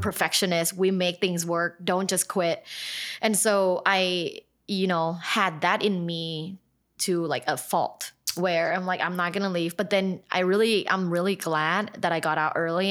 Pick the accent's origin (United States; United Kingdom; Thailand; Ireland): Thailand; I'm from Thailand.